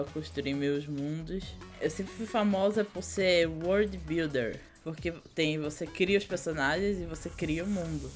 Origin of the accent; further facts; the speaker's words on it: Vitória de Santo Antão, Pernambuco, Brazil; accent: nordestino; moved away as an adult; also born or lived in Paraíba; now in São Paulo, Brazil; lá em Pernambuco, na minha cidade, Vitória do Tututão, a gente ficava num, num sítio grande